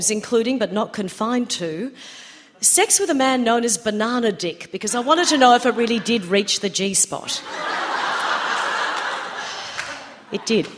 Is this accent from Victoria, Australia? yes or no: no; Queensland, Australia; growing up in the Joe Bjorke-Peterson era in Queensland